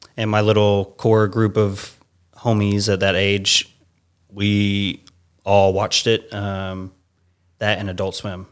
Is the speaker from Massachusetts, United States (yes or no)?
no; Savannah, Georgia, United States; moved away as an adult; also born or lived in Atlanta, Georgia; now in California, United States; originally from Savannah, Georgia.